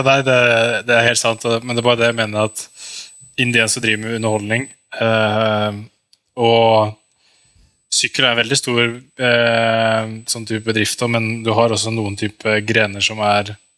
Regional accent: Norway; som en nordmann

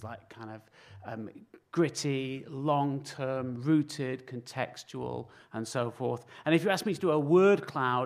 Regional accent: Manchester, North West England, United Kingdom; moved away; I'm from Manchester originally

